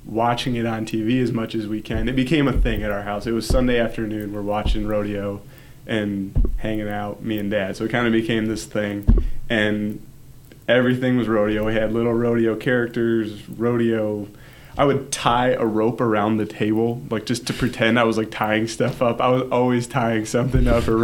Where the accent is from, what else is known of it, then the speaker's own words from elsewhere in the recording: Kentwood, Michigan, United States; I grew up here in Kentwood.